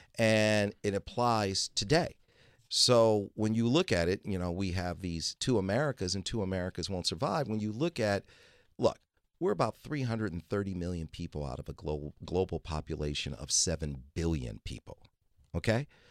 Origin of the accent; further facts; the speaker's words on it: Detroit, Michigan, United States; moved away; I'm originally from Detroit, Michigan, and I was born there in, uh, nineteen sixty-one